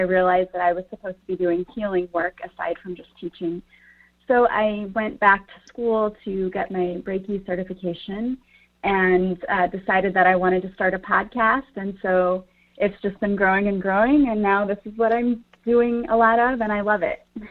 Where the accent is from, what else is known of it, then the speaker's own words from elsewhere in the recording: Collinsville, Illinois, United States; I grew up in Collinsville.